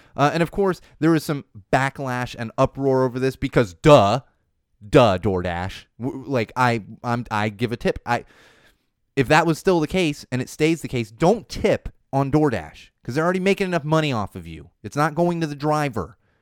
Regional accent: San Diego, California, United States; When I was in high school growing up in San Diego

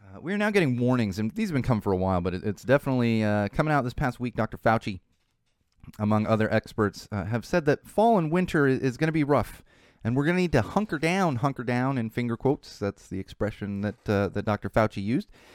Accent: California, United States; my home state

